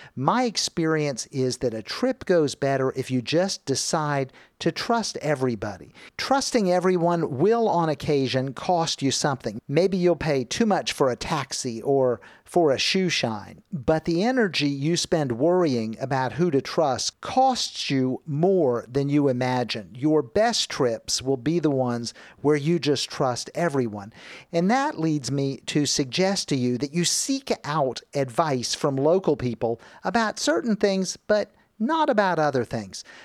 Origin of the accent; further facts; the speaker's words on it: Miami, Florida, United States; moved away; I grew up in Miami